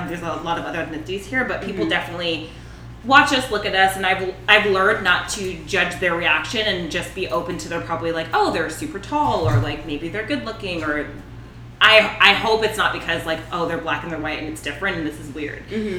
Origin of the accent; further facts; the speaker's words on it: Marietta, Georgia, United States; So I grew up in Marietta and, you know, we were the only black family there for a long time.